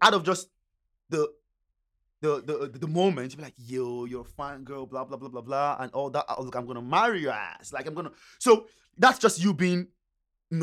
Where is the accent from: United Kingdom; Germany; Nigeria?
Nigeria; moved away; I grew up in Nigeria